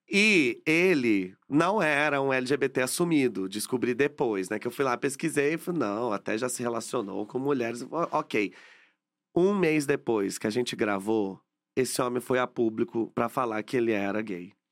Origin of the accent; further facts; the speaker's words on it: Caçapava, São Paulo, Brazil; now in São Paulo, Brazil; Mas quando a gente. Quando eu saí de Caçapava e vim para São Paulo